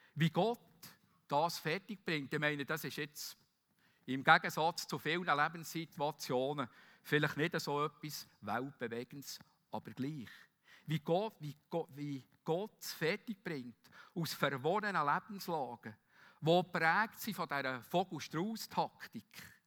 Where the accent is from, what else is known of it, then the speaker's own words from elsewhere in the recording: Bern, Switzerland; Wie wir auch sagen als Berner